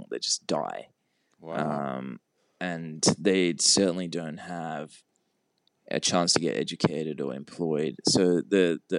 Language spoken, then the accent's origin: English; Sri Lanka; born there; moved away; It's where I, I was born in Sri Lanka, mm-hmm. but um, I hadn't been there since we moved here.